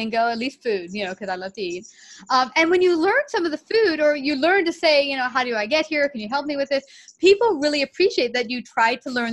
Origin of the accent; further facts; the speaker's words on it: United States; me being an American